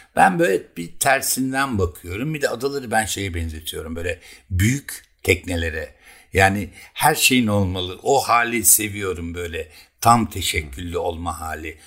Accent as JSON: {"language": "Turkish", "town": "Keban", "region": "Elazığ Province", "country": "Turkey", "tie": "born or raised there", "moved": "yes", "lives_now": "Bozcaada, Turkey", "said": "Bizim çocukluğumuz Keban Barajı'nda geçti."}